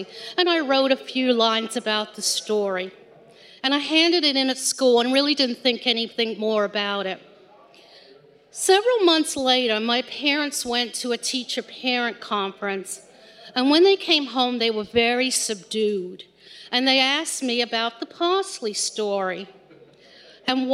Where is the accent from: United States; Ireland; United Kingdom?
United Kingdom; England; I grew up in England with two very proper